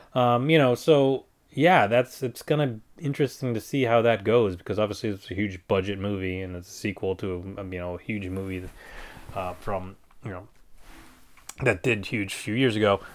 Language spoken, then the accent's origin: English; United States; I'm not English. I'm a, I'm American